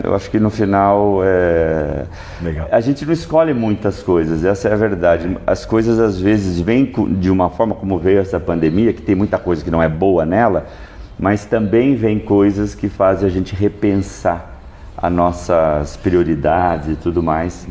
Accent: Sorocaba, São Paulo, Brazil; eu sou de Sorocaba.

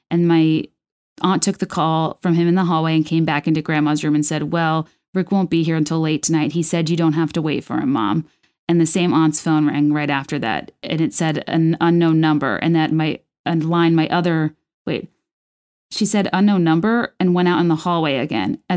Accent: Texas, United States; also born or lived in Chicago; after a nervous breakdown at age 25, I moved home from Chicago to Texas.

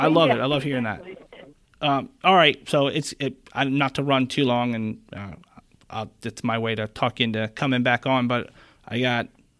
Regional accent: Pennsylvania, United States; moved away; also born or lived in South Carolina; I'm from Pennsylvania, and I moved to South Carolina.

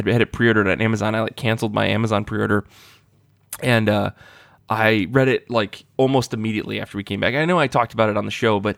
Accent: Midwest America, United States; growing up in Midwest America

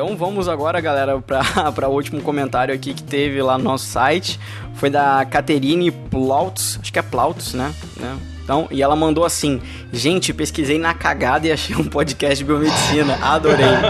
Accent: Rio de Janeiro, Brazil; sou do Rio

